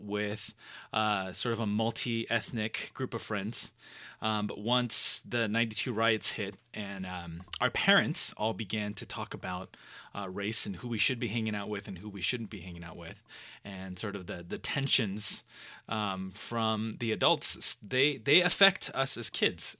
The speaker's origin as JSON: {"language": "English", "town": "Los Angeles", "region": "California", "country": "United States", "tie": "born or raised there", "said": "born and raised in Southern California in Los Angeles. um, in the suburbs of L A, in the Valley area"}